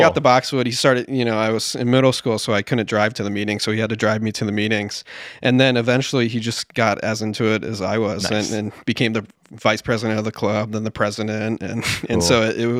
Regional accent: St. Louis, Missouri, United States; In St. Louis, Missouri.

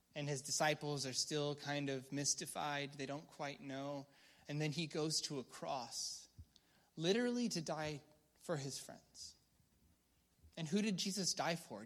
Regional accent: United States; I'm a Christian first before I'm, I'm an American

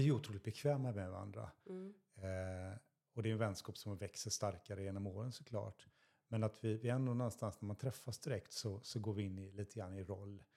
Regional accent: Stenungsund, Västra Götaland, Sweden; moved away as an adult; now in Västervik, Sweden; jag är uppväxt i Stenungsund

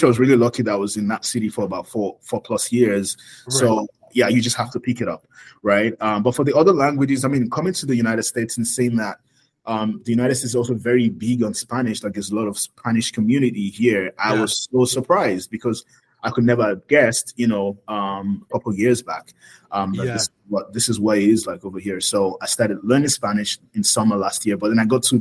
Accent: Oyo, Nigeria; also born or lived in Lagos, Nigeria / Cyprus; I'm from Oyo State.

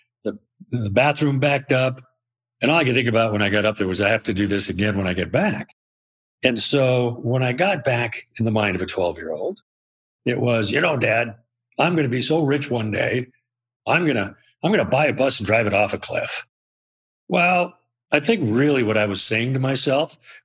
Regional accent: Spokane, Washington, United States; I grew up in Spokane, Washington

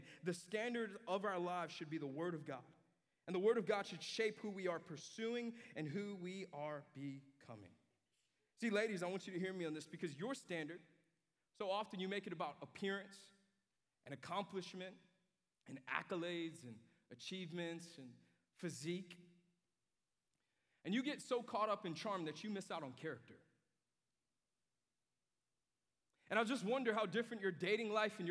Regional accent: New York, United States; moved away; when I was a kid at my house in New York, I grew up in New York

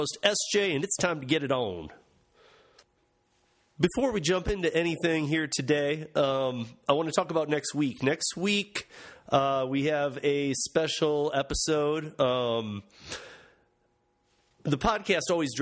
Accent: Michigan, United States; in Grand Rapids in my home state of Michigan

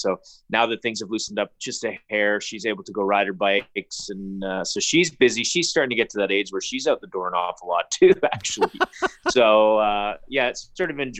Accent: Calgary, Alberta, Canada; I grew up here in Calgary

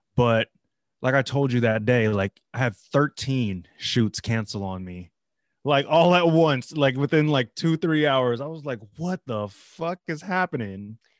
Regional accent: Philippines; I'm Filipino

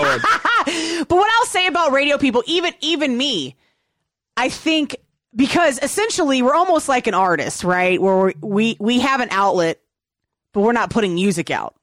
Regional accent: Virginia, United States; I grew up in Virginia and I listened to hip hop.

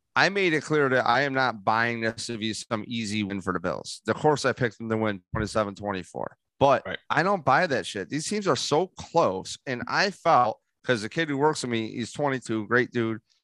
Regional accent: Rochester, New York, United States; I go, Rochester. I go, he goes, What part? I go, Gates

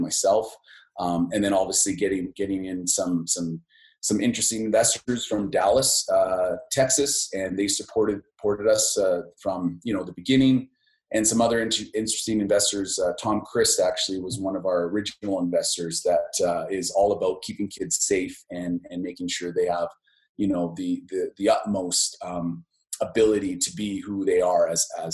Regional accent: Lethbridge, Alberta, Canada; I'm from Lethbridge. And I think, you know, growing up in that space

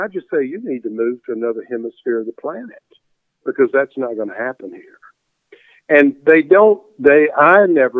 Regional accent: United States; also born or lived in England; stomping around as a kid in Warren County

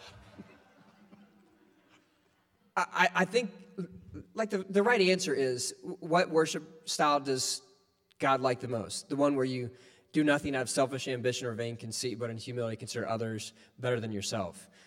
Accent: Ohio, United States; where I grew up in Ohio, like the economy was based on the barges

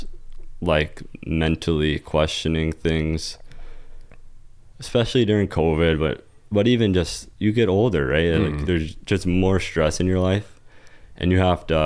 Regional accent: Rockford, Illinois, United States; moved away; I grew up in Illinois.

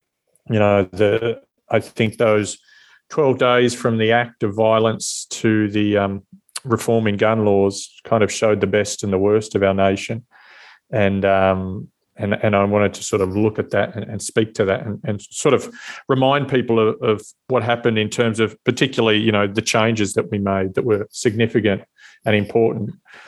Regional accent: Australia; moved away as an adult; also born or lived in Los Angeles, United States; your mind as an Australian in particular goes back to Port Arthur.

